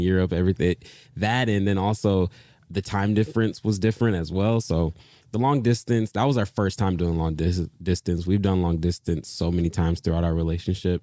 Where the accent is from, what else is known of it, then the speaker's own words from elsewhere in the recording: Detroit, Michigan, United States; moved away; also born or lived in Dallas / Los Angeles / New York City; I am originally from Detroit, Michigan